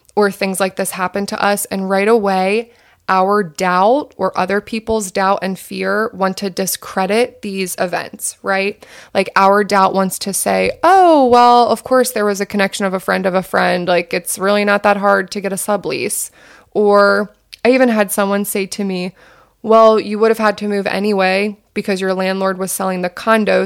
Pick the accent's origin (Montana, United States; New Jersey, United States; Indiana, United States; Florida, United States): New Jersey, United States; southern; also born or lived in North Carolina; now in Los Angeles, United States; I grew up in southern New Jersey.